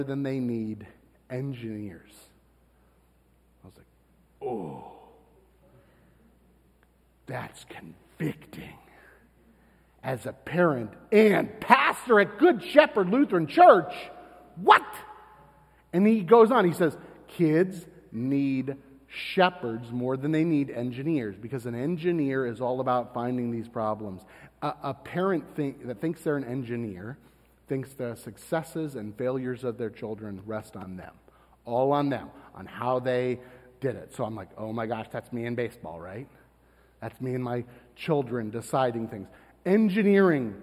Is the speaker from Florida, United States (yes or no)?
yes; Florida, United States; I'm from Florida